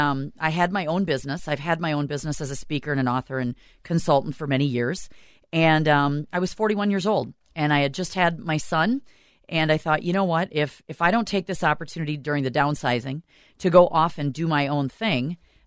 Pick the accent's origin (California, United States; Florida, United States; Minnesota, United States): Minnesota, United States; South St. Paul; I'm originally from South St. Paul.